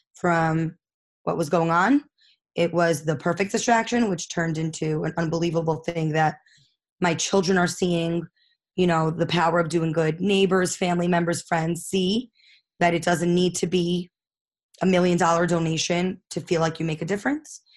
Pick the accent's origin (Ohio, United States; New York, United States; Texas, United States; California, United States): New York, United States; New York City; I grew up in Far Rockaway